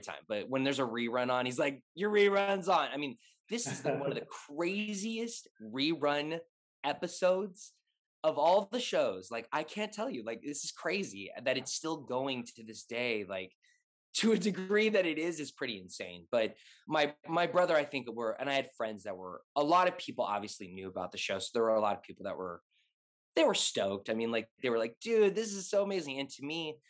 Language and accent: English; Los Angeles, California, United States; I'm born and raised in LA.